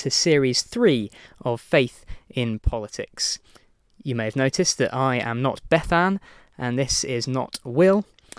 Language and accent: English; Newcastle, North East England, United Kingdom; I'm originally from Newcastle, even though you might not be able to tell.